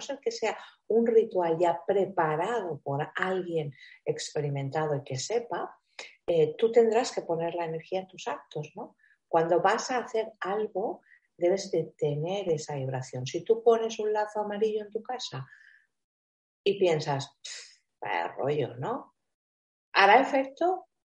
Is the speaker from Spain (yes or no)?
yes; Spain; aquí en mi tierra, en España, ¿no? Sobre todo en el sur de España